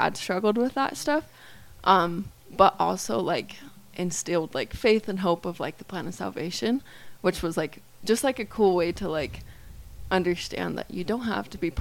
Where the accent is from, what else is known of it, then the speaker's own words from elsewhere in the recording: Southeast Idaho, United States; growing up in Idaho, it's like, well, at least Southeast Idaho is kind of like a mini Utah.